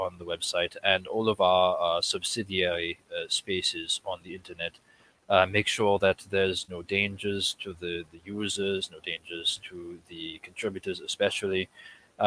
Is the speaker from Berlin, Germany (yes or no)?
no; Brandenburg, Germany; moved away as an adult; now in United States; I was born in Brandenburg in Germany